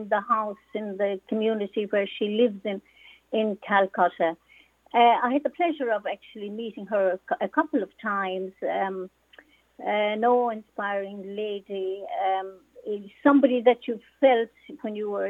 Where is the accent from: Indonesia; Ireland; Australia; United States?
Ireland; Mogeely, Munster; I am from beautiful County Cork in the southernmost part of our beautiful country. I'm from East Cork